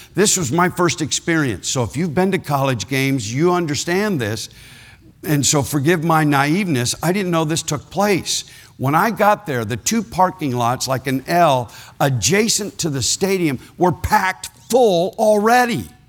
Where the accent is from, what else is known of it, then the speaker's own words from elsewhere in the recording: Ohio, United States; I was born in Ohio